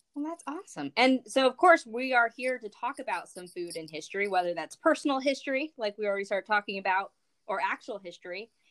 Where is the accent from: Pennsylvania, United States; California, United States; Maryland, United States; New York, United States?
Pennsylvania, United States; Pottsville; So I grew up with a lot of Irish food and Irish culture and St. Patty's Day is huge where I grew up